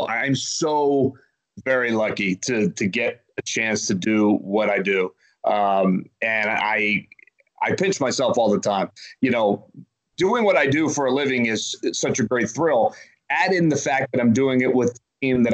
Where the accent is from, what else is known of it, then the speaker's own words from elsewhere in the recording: right outside of Philadelphia, Pennsylvania, United States; I grew up right outside of Philadelphia, and I grew up a Phillies fan